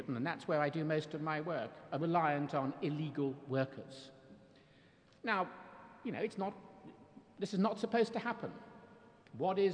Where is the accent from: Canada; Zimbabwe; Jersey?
Jersey; I'm from Jersey